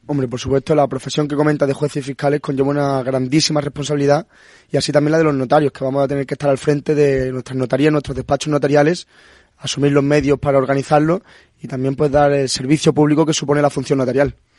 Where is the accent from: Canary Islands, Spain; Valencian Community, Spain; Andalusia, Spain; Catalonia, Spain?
Andalusia, Spain; Punta Umbría; moved away as an adult; also born or lived in Madrid; yo soy de Punta Umbría, de Huelva